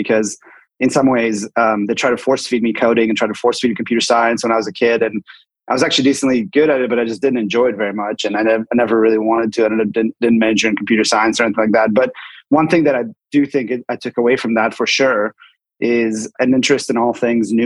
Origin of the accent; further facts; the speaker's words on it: Seattle, Washington, United States; moved away as an adult; also born or lived in Bay Area / Sonoma; I grew up in Seattle, went to college in the Bay Area